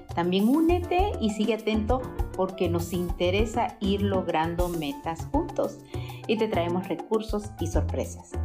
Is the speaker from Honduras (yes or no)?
yes; Honduras; now in United States; salí muy jovencita de Honduras y nunca voté allá